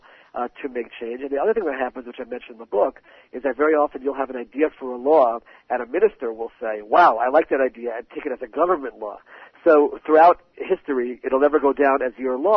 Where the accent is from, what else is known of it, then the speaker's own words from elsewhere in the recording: Maryland, United States; now in Israel; I grew up in Maryland as a Baltimore Orioles fan